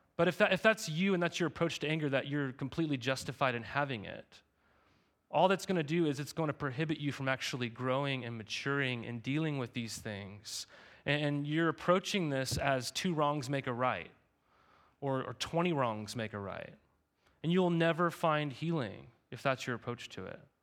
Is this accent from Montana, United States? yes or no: yes; Montana, United States; moved away; I, I grew up in Montana.